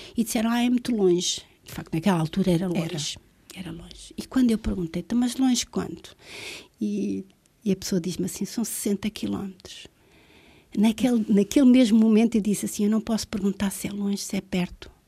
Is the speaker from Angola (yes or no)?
yes; Luanda, Luanda Province, Angola; moved away as an adult; also born or lived in Vila Nova de Gaia, Portugal / Manteigas, Portugal; now in Azores, Portugal; Se eu tenho que escolher uma cidade onde fui criada, é Luanda